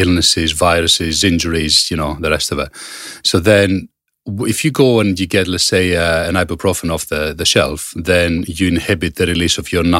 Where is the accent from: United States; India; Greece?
Greece; moved away; Obviously, I come from Greece and a lot of my family is still there.